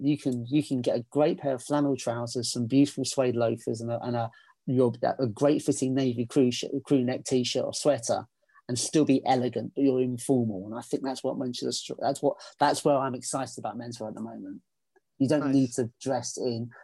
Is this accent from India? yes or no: no; England, United Kingdom; because I'm English